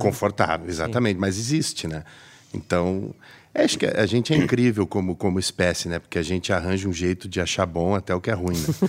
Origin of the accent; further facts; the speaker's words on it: Brazil; now in Porto, Portugal; a gente é brasileiro